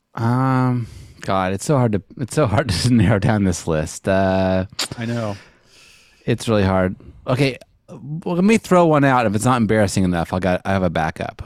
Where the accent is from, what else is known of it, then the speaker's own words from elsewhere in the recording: Montana, United States; I'm from Montana.